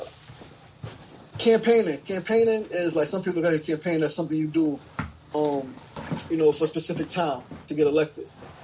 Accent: New York City, New York, United States; also born or lived in South Jamaica, Queens; born and raised in Queens, New Yorker, born in South Jamaica, Queens, really raised in Queensburg

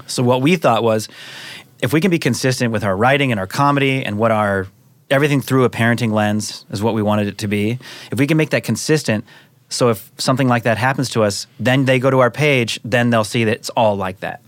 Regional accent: Seattle, Washington, United States; now in Los Angeles, United States; I'm from Seattle mm-hmm. area. Moved

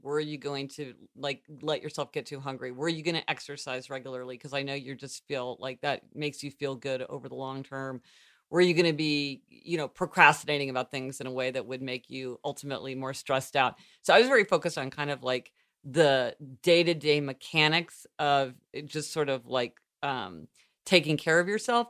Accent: Missouri, United States; moved away; being from Missouri

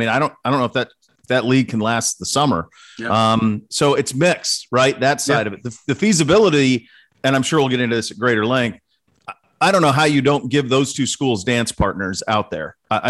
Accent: Montana, United States; now in Columbus, United States; I grew up in Montana

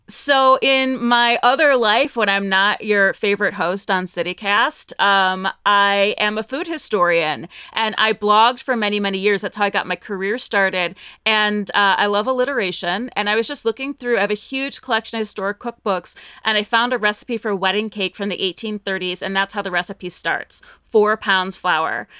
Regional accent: Northeast Ohio, United States; moved away as an adult; also born or lived in New York / Cleveland, Ohio; now in Las Vegas, United States; I'm from Northeast Ohio

